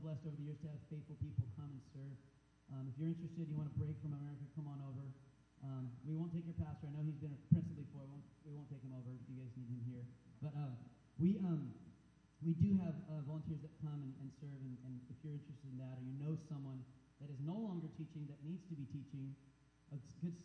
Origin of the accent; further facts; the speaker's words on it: United States; being an American